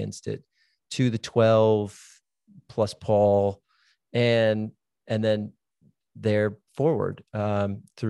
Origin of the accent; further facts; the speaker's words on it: Minnesota, United States; moved away; also born or lived in Dallas, Texas; I grew up in Minnesota, which means I grew up in Lutheran Catholic land